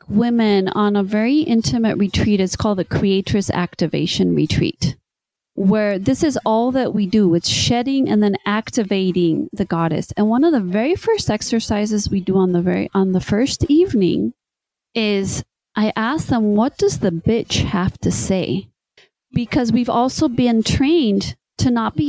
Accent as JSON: {"language": "English", "country": "Spain", "tie": "born or raised there", "first_language": "English", "said": "I was born in Spain, my mom was American, and so she only spoke English to us until we started to go to school"}